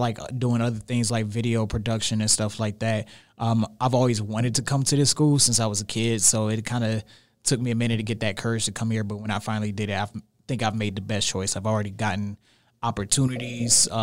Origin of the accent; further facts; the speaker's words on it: Cleveland, Ohio, United States; born and raised in Cleveland, Ohio.